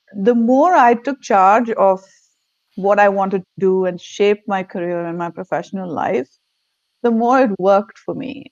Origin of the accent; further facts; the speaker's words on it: India; English is a second language; moved away as an adult; now in Virginia, United States; I'm born and raised in India. Lived in different parts of India before moving here